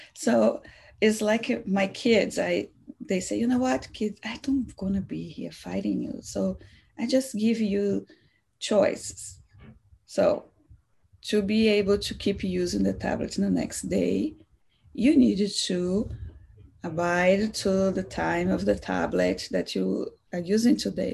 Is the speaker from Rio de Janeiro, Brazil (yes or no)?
no; Salvador, Bahia, Brazil; also born or lived in Seattle area; now in Seattle, United States; I'm from Salvador, Brazil